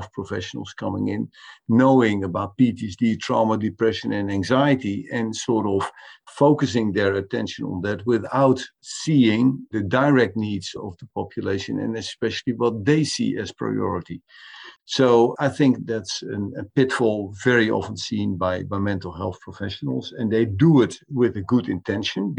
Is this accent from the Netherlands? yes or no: yes; Netherlands; the Dutch government, for instance, my own government